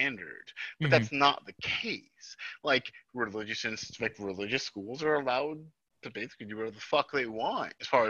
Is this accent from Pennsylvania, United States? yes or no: no; Jersey Shore, New Jersey, United States; I'm from the Jersey Shore